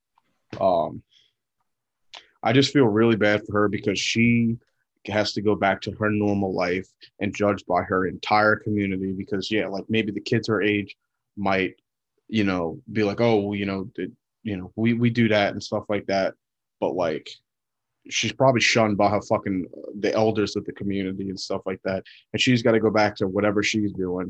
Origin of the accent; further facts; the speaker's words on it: the South, United States; growing up in the South